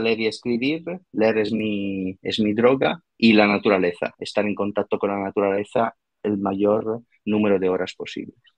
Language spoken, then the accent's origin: Spanish; Italy; accent: Italian; Spanish is a second language; moved away; soy italiano, por, por, eso ese raro acento